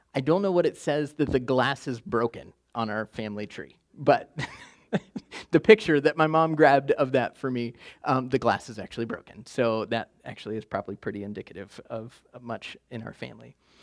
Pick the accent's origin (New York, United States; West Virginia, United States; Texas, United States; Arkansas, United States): West Virginia, United States; I'm from West Virginia